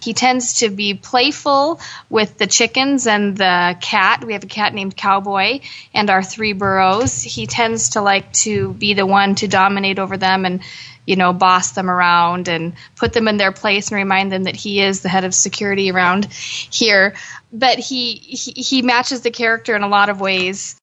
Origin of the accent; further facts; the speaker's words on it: Boise, Idaho, United States; moved away; I'm from Boise, Idaho, from the big city